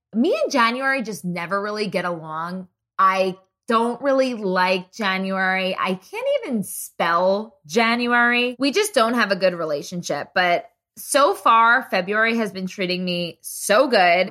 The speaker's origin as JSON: {"language": "English", "region": "New Jersey", "country": "United States", "moved": "yes", "lives_now": "Dallas, United States", "said": "I'm from New Jersey"}